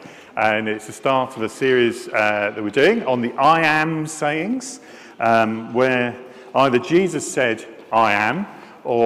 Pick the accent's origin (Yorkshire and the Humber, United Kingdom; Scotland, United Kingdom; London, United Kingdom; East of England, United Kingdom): Scotland, United Kingdom; I am Scottish